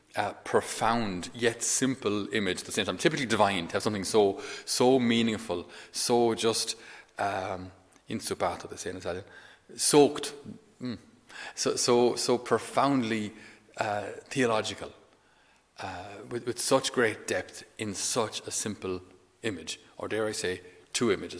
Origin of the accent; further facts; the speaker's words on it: Ireland; we ourselves as Irish people